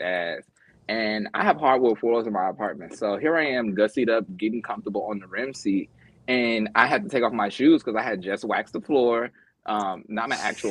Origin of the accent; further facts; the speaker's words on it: Memphis, Tennessee, United States; also born or lived in Mississippi; I'm from the South, so it's a very different threshold from Memphis by way of Mississippi